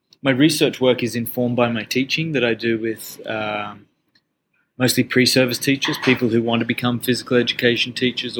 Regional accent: Australia; moved away as an adult; also born or lived in Toronto, Canada; now in Canada; I grew up in Australia

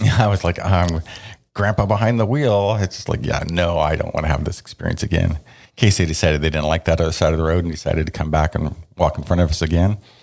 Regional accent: the Northwest, Pacific Northwest, United States; we're from the Northwest

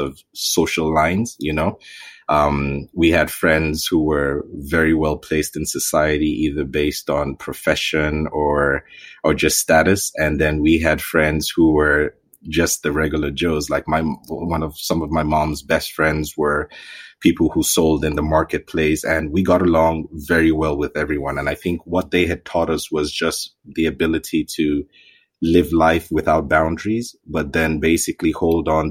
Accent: Zaria, Kaduna State, Nigeria; also born or lived in Ithaca, New York, United States; We all grew up in Zaria.

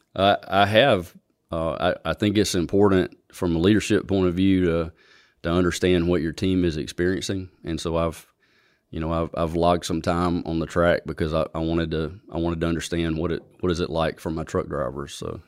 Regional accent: Alabama, United States; also born or lived in Montgomery, Alabama / Auburn, Alabama; I grew up in, in Elmore County, on a farm in Elmore County

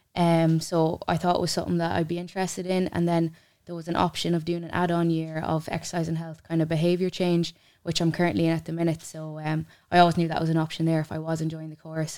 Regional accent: Mullingar, Leinster, Ireland; also born or lived in Ballymahon; I'm actually local enough. I'm from Mullingar

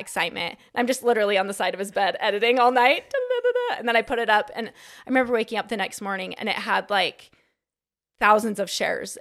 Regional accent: Sandy, Utah, United States; I am from Salt Lake City, Utah. Sandy

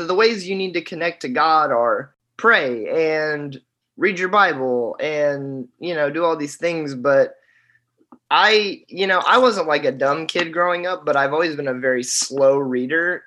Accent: Boonville, Indiana, United States; moved away as an adult; also born or lived in Murray, Kentucky; I'm from Indiana, Boonville, Indiana.

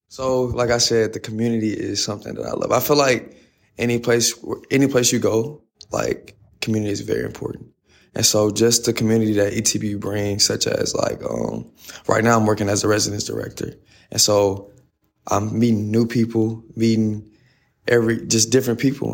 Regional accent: Fort Worth, Texas, United States; moved away; I'm from Fort Worth, Texas. Um, I went to Nolan Catholic, uh, played varsity for four years there.

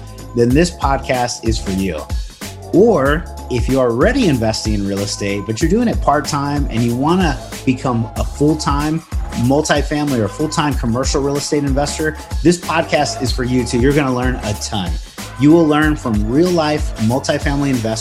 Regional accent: Corpus Christi, Texas, United States; I'm from Corpus.

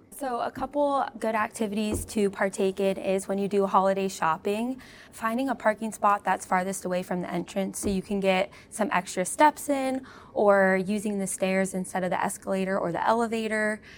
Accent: California, United States; moved away; I'm from California, though, so we did not have real snow

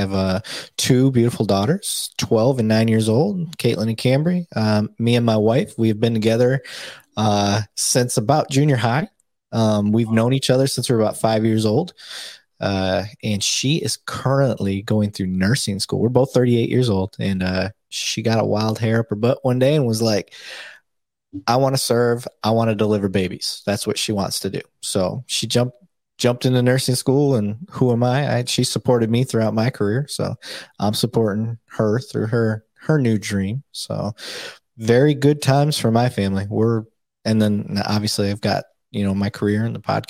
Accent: Flint, Michigan, United States; moved away as an adult; also born or lived in Saginaw, Michigan; now in Dallas-Fort Worth, United States; I'm originally from Flint, Michigan

